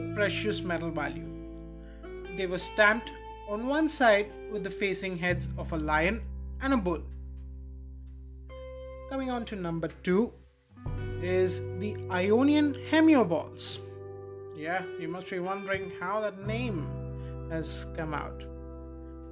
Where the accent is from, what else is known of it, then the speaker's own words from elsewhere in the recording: Visakhapatnam, Andhra Pradesh, India; I'm from Visakhapatnam, Andhra Pradesh